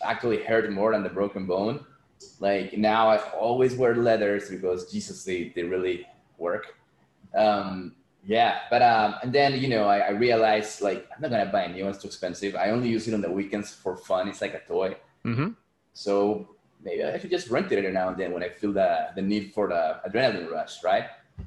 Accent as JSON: {"language": "English", "country": "Peru", "tie": "born or raised there", "said": "growing up in Peru, you see a lot of people in poverty"}